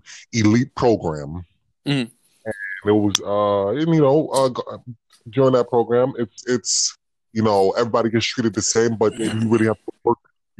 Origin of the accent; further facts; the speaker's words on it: New York City, New York, United States; I'm from the Bronx